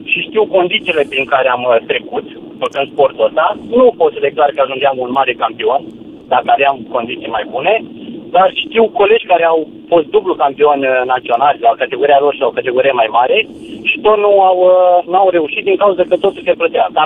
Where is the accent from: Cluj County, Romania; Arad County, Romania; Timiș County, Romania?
Timiș County, Romania; Timișoara; also born or lived in Bacău; În primul rând, eu sunt din Timișoara, am mutat de șase ani de zile din Bacău am plecat